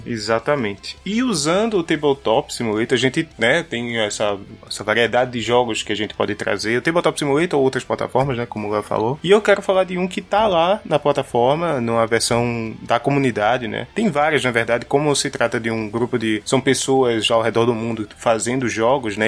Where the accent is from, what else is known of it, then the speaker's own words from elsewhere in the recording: Pernambuco, Brazil; eu sou de Pernambuco